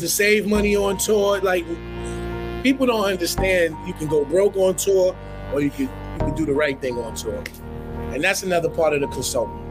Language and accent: English; New York City, New York, United States; Where I'm from, I'm from Harlem. We, we weren't raised to copy